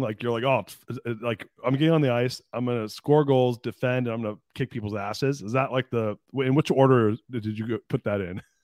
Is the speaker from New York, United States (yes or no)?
no; Anaheim, California, United States; I was born in Anaheim, and I grew up in Orange County.